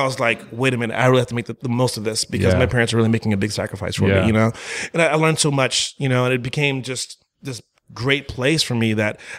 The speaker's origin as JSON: {"language": "English", "town": "St. Croix", "country": "U.S. Virgin Islands", "tie": "born there", "said": "Well, I was born in the Virgin Islands in St. Croix, right? Literally, I just kind of just popped out, was passing through for real. My parents, my entire family's from Jamaica, right?"}